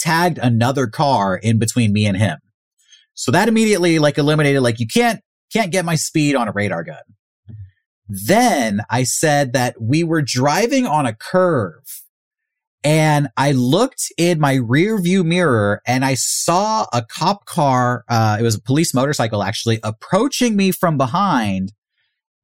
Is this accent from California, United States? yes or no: yes; San Diego, California, United States; I'm from San Diego